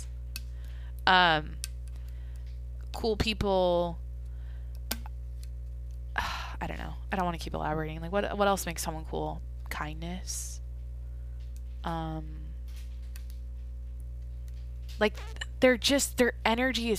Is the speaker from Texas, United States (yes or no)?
no; Skagit Valley, Washington, United States; My hometown is famous for the Skagit Valley Tulip Festival